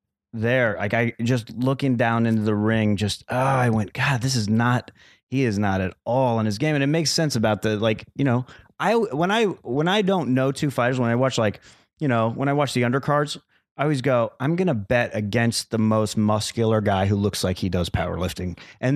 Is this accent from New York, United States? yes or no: no; Arizona, United States; born or raised there